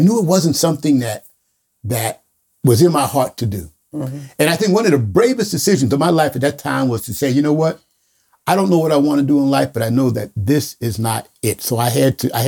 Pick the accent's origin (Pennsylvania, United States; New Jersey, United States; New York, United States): New York, United States; Yonkers; from Yonkers, New York, and grew up in much different circumstances